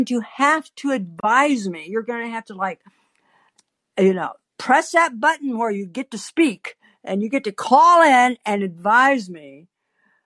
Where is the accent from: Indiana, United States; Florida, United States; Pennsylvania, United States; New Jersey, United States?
Indiana, United States; I was raised in Indiana. I grew up ranking Indy 500 crashes